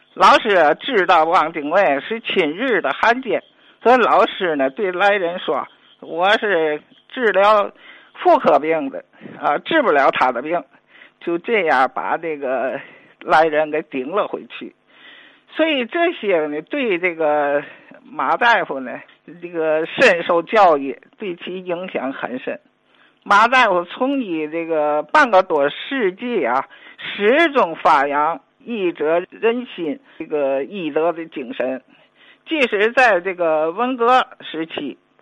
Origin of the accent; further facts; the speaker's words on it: Tianjin, China; 我也那个作为天津人吧